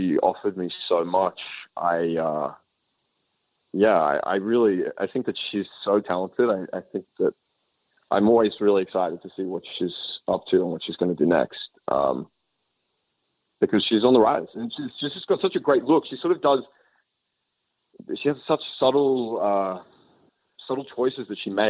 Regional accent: Australia; moved away as an adult; I'm this kid from the suburbs of Australia

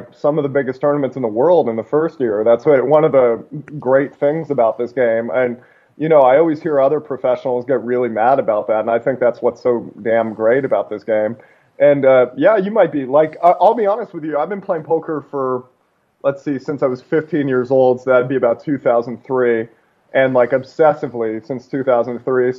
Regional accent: Seattle, Washington, United States; also born or lived in Alaska; I was born in a small town in Alaska, but I grew up mostly outside of Seattle

